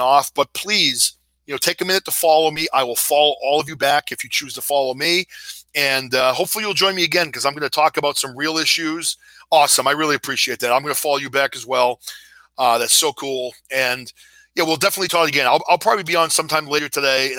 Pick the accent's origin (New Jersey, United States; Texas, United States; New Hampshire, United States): New Hampshire, United States; now in Massachusetts, United States; I've lived in the U.S. my entire life. I grew up in New Hampshire